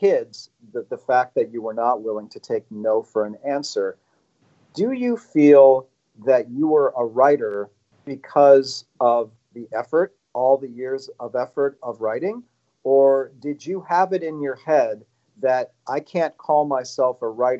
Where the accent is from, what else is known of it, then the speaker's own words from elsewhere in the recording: Chicago, Illinois, United States; now in Los Angeles, United States; I'm from Chicago.